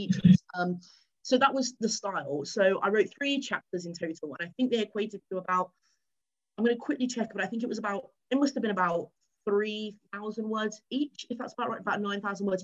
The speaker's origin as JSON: {"language": "English", "region": "England", "country": "United Kingdom", "also_born_or_lived": "Cardiff, Wales", "moved": "as an adult", "said": "I'm not from Wales. I am sadly English"}